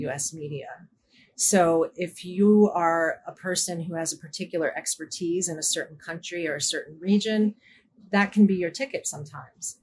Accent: United States; As an American

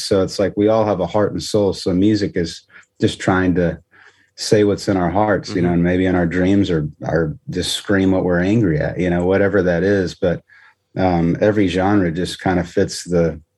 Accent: Temple, Texas, United States; moved away as an adult; also born or lived in Nashville; I grew up in Central Texas, a town called Temple, Texas.

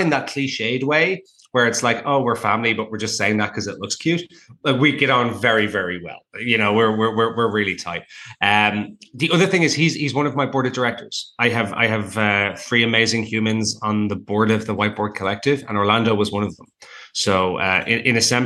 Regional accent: Ireland; now in Toronto, Canada; I'm Irish

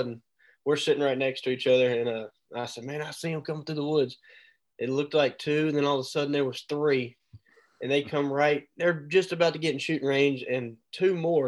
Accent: Mobile, Alabama, United States; I live, born and raised in Mobile, Alabama.

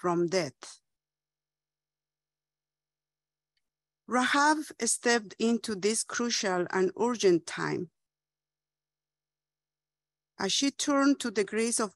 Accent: Bolivia; In my hometown, we had a friends' school

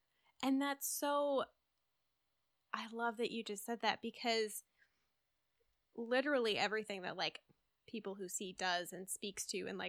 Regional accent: Midwest, United States; I grew up in the Midwest. There's a lot of like Christian Reformed influence here.

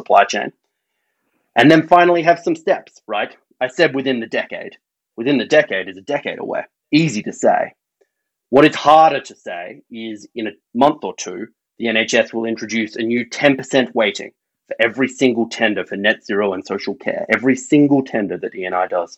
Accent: Australia; accent: Australian; now in United Kingdom; My accent reveals I'm Australian

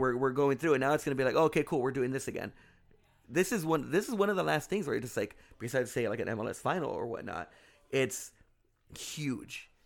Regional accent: Anaheim, California, United States; I grew up in Anaheim

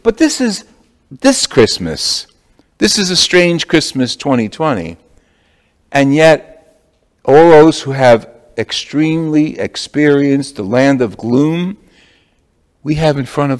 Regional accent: Jersey City, New Jersey, United States; now in Roosevelt Island, United States; I'm from Jersey City.

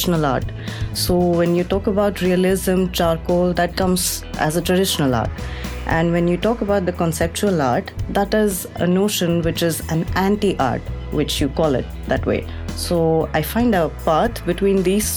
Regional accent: Gujarat, India; moved away; also born or lived in Dubai / United States; I'm a South Indian, but born and brought up in Gujarat

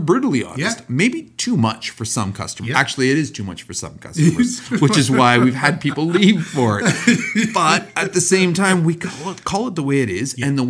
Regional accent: Canada; Because we are from Canada.

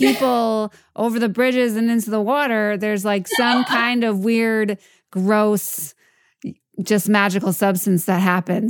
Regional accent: New York, United States; I'm a New Yorker as well.

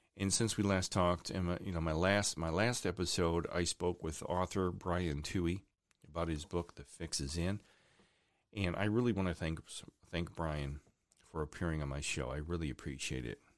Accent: Chardon, Ohio, United States; also born or lived in Cleveland, Ohio; my hometown of Chardon, Ohio

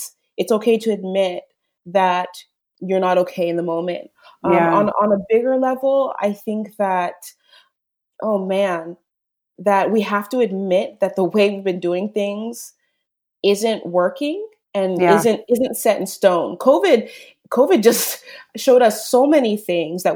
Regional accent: United States; being raised an American too

